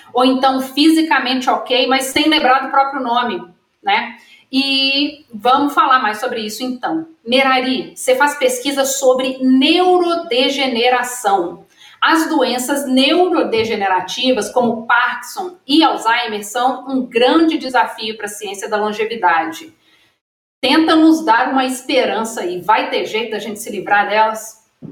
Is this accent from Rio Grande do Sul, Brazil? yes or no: no; Minas Gerais, Brazil; eu sou mineira